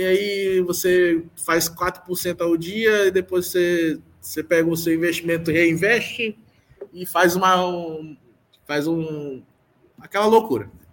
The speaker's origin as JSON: {"language": "Portuguese", "region": "Maranhão", "country": "Brazil", "said": "Eu sou, sou daqui é, sou daqui do Maranhão."}